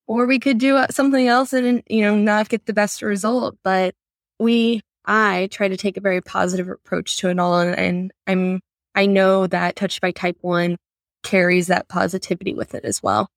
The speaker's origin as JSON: {"language": "English", "town": "Sanford", "region": "Florida", "country": "United States", "tie": "born or raised there", "lives_now": "Orlando, United States", "said": "I grew up in Sanford."}